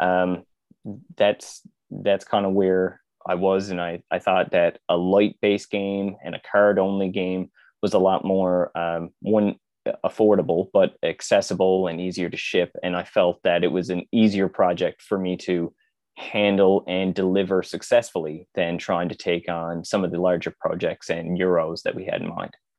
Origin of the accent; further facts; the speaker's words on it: Conception Bay South, Newfoundland and Labrador, Canada; born and raised in Newfoundland, so, uh, pretty just outside the capital city in C B S.